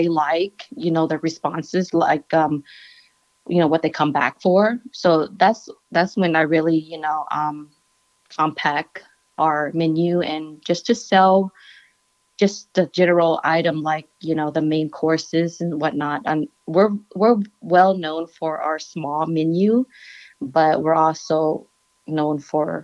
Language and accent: English; Laos; I'm Laotian. I'm from Laos.